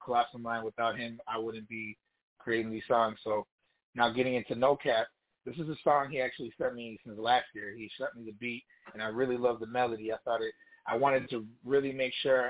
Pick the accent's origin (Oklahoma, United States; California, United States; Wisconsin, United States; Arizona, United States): Wisconsin, United States; Kenosha; moved away as an adult; now in Chicago, United States; Originally, I was raised in Kenosha, Wisconsin